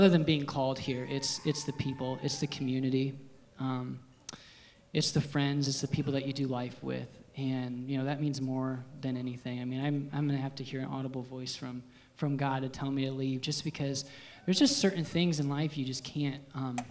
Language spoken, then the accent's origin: English; Liberty Center, Ohio, United States; born and raised in Liberty Center